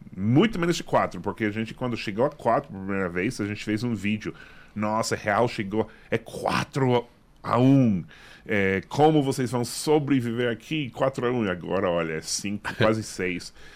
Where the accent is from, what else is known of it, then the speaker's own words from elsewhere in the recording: Massachusetts, United States; Portuguese is a second language; moved away; also born or lived in New York; eu nasci em Massachusetts